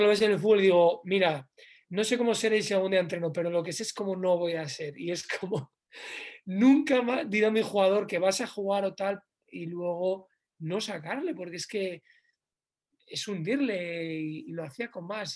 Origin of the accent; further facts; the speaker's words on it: León, Castile and León, Spain; moved away as an adult; estoy en mi ciudad, en León, en mi tierra